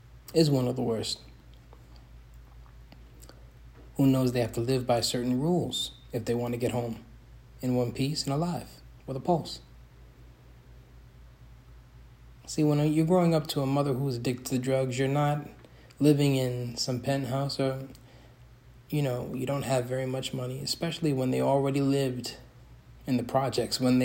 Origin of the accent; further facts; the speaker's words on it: New York City, New York, United States; I was born in the South Bronx in the 1990s